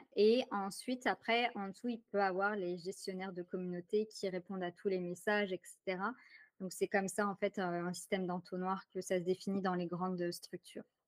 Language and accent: French; France; accent: French; now in Ottawa, Canada; Je vis présentement à Ottawa. Donc, je vis au Canada, malgré mon accent très ah! français